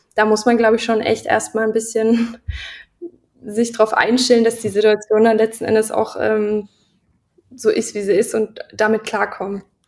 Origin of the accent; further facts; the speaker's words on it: Lusatia, Saxony, Germany; moved away; ich komme ja aus der Gegend, so ein bisschen aus ja. der Lausitz. Also Görlitz, Horka, Niski, ähm, da bin ich so groß geworden. Also in der Teenagerphase